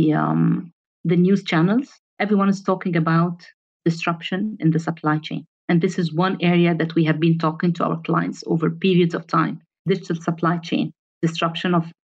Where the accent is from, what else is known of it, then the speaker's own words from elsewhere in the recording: Egypt; moved away as an adult; also born or lived in Europe; when I moved from Egypt to Europe, I excelled.